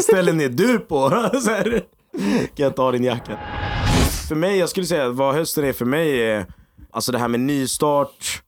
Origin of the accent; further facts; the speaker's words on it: Egypt; jag är egyptier också